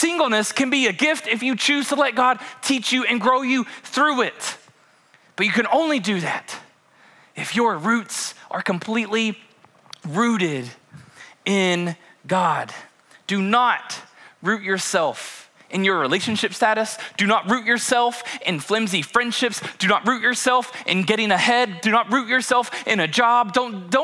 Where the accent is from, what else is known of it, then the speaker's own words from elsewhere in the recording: Kentucky, United States; we are born and raised in Kentucky